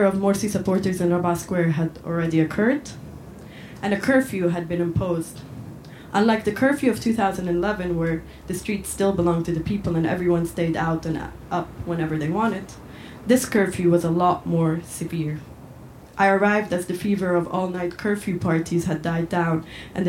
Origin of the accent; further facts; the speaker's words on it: Cairo, Cairo Governorate, Egypt; moved away as an adult; also born or lived in Edinburgh; now in Scotland, United Kingdom; I'm from Cairo, but I'm based here in Scotland